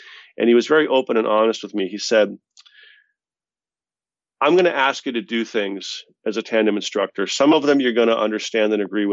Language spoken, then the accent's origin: English; Boston, Massachusetts, United States; We're both from Boston, both, I think, Irish Catholics